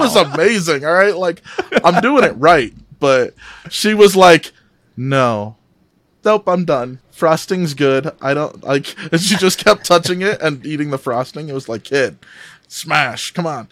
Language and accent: English; Midwest, United States; now in Salt Lake City, United States; I'm originally from the Midwest, so I'm, I'm a transplant out here